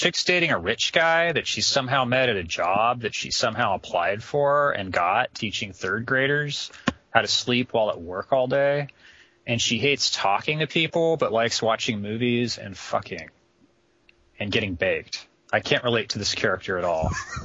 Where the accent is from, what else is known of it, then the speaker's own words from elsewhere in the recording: West Virginia, United States; I'm from West Virginia